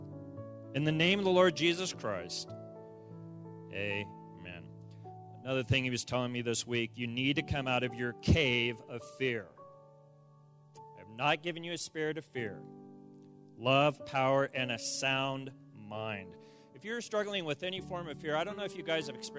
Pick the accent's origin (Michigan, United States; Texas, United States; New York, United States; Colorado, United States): Colorado, United States; Pueblo; where I grew up in Pueblo